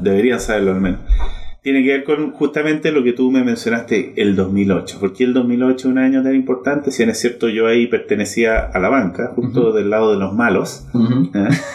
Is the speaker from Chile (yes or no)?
yes; Chile; Yo soy chileno 100%